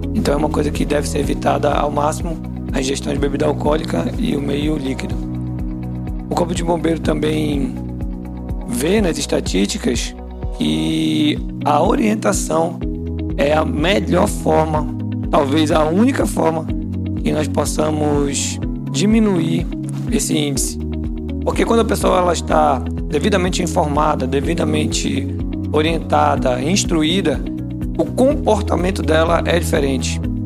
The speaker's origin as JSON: {"language": "Portuguese", "area": "Outeiro Island", "region": "Pará", "country": "Brazil", "tie": "born or raised there", "said": "Na minha infância, eu morei na Ilha do Oteiro"}